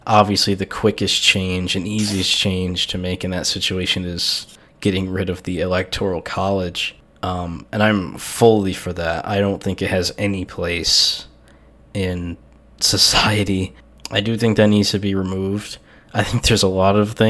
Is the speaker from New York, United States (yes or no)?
yes; New York, United States; now in Ohio, United States; I'm from New York